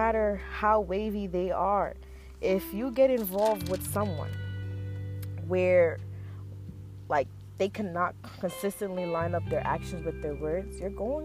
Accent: New York City, New York, United States; I was born in Brooklyn, New York, which has definitely had a huge influence on my life and how I carry myself today. I grew up in an apartment with my family in Flatbush, Brooklyn

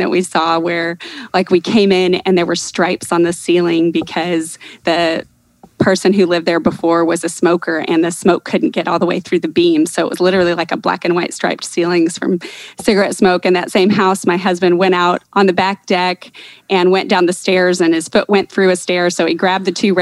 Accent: Texas, United States; moved away as an adult; now in Ohio, United States; I grew up my whole life in Texas, but I've lived in Ohio for over 20 years now

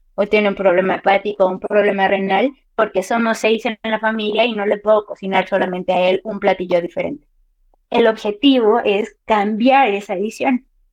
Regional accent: Mexico

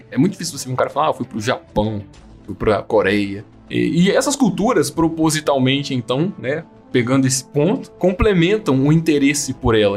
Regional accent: Brazil; a gente é brasileira

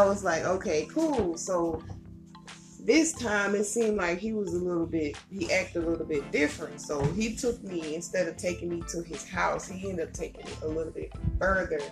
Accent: Columbia, United States; born or raised there

